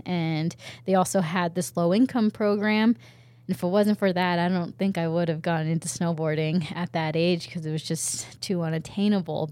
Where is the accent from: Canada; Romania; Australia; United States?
United States; Snoqualmie Pass, Washington; also born or lived in Japan; growing up in Washington at Snoqualmie Pass